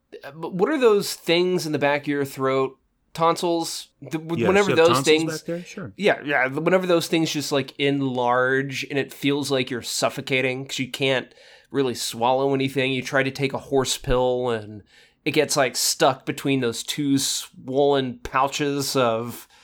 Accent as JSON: {"language": "English", "region": "California", "country": "United States", "said": "it's just now it's the immunity to all things allergic out here, and I'm pure Californian."}